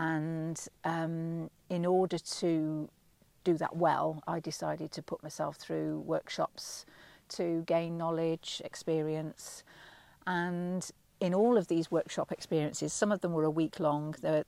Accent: Leeds, Yorkshire and the Humber, United Kingdom; also born or lived in Manchester; when I was a very small child, we moved from Manchester, which is my native town, to Yorkshire. And I was only 5 at the time, but apparently, according to my mother, within about 3 weeks of being there, I was talking in a broad Leeds accent.

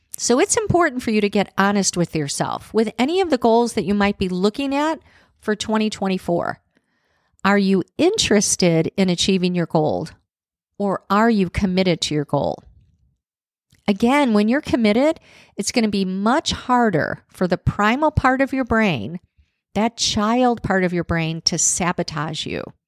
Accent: Chicago, Illinois, United States; now in Nashville, United States; I'm one of those people that actually loved growing up in Chicago with the cold winters.

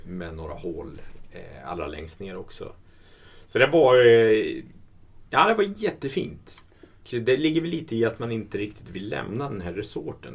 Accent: Sweden; som svensk

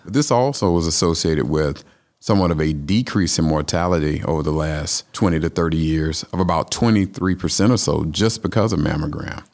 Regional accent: Atlanta, Georgia, United States; also born or lived in Louisiana; now in Tifton, United States; I'm a Georgia boy. I'm from Atlanta

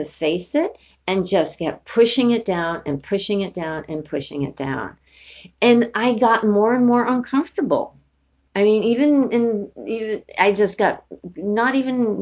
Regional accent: New York City, New York, United States; I grew up in New York City, went to high school in the South Bronx

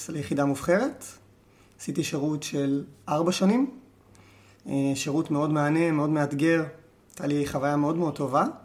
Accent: Tzur Hadassah, Jerusalem District, Israel; אמ, וגדלתי כאן בצור הדסה. תיכון אור עוד לא, עוד לא היה קיים, אני עשיתי תיכון בבויר.

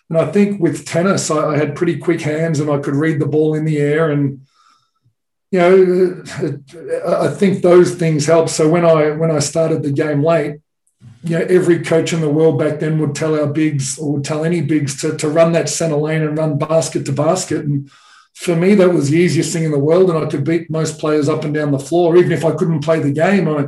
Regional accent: Australia; you know, most of the Australian population lives near the beach. So every holidays we, would go down to the beach or I uh, would go and play tennis tournaments.

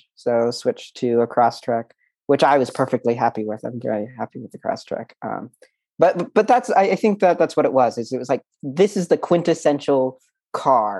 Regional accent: the Northwest, Pacific Northwest, United States; I grew up in the Northwest.

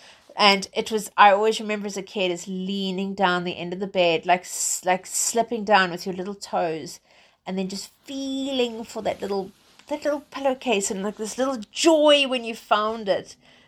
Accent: England, United Kingdom; because I'm based in England. I'm British. So, well, British South African, let's say.

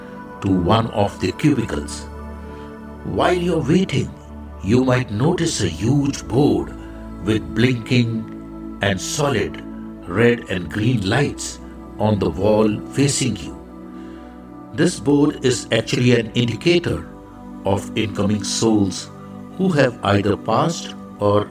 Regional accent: India; I am the Indian monk.

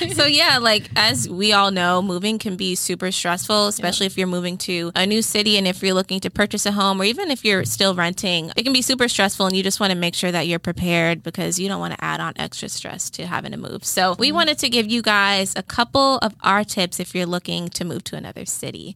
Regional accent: South Fulton, Georgia, United States; I grew up in South Fulton

